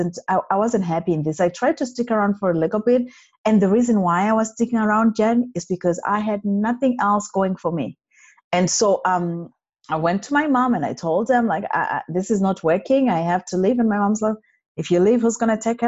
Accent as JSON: {"language": "English", "country": "Zimbabwe", "tie": "born or raised there", "also_born_or_lived": "Montreal, Canada / Alberta, Canada", "moved": "as an adult", "lives_now": "Canada", "said": "born and bred in Zimbabwe, that is in Africa"}